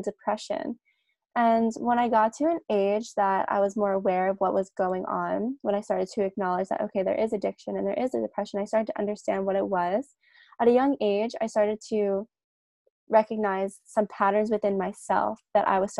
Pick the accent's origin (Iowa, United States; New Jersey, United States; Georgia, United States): New Jersey, United States; now in Australia; I'm originally from New Jersey in the States, but I live in Australia now with my partner.